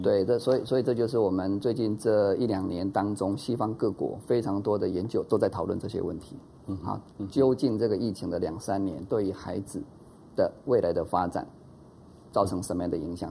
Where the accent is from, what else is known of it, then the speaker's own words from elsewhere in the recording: Taiwan; 以前我们台湾话讲说